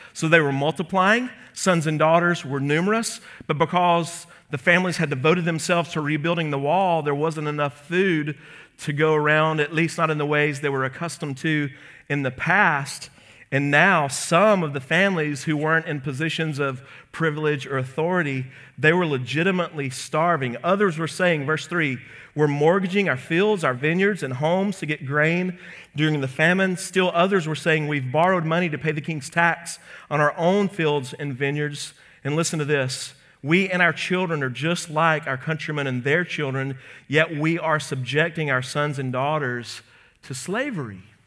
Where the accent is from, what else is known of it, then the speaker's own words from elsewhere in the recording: Birmingham, Alabama, United States; my hometown